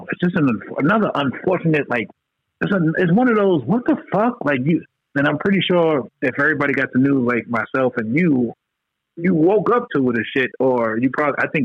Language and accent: English; New York, United States; because we're from New York